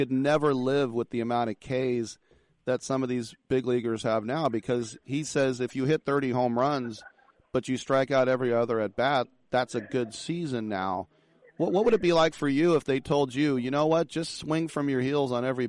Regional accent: East Bay, California, United States; I'm 54. I grew up in the East Bay. I'm a lifelong A's fan.

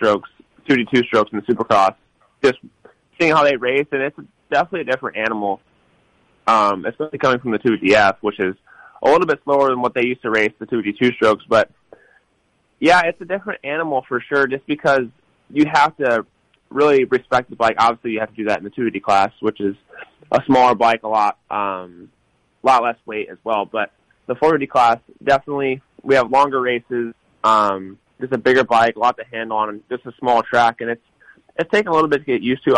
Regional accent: Illinois, United States; I grew up in Illinois, which raced a lot of mud and a lot of different types of dirt

